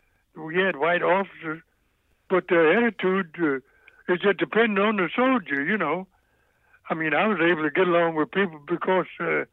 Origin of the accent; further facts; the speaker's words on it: Louisville, Mississippi, United States; Raised in Louisville, Mississippi, in a little place called, I lived in the country, about 16 miles from Louisville, Mississippi, mm-hmm. on the farm.